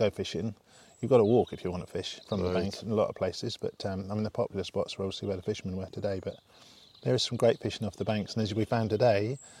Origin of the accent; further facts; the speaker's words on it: Taunton, South West England, United Kingdom; also born or lived in Lymington, Hampshire / Devon; my parents moved down to Taunton